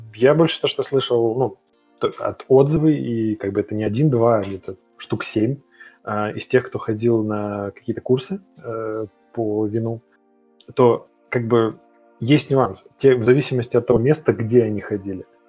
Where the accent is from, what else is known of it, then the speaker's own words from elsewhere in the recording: Kazakhstan; moved away; also born or lived in Belarus; я в детстве жил в Казахстане.